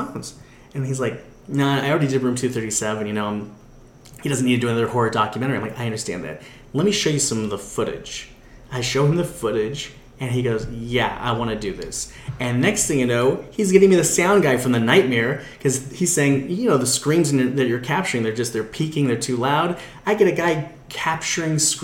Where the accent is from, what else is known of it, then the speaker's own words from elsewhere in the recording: Orange County, California, United States; I grew up in Orange County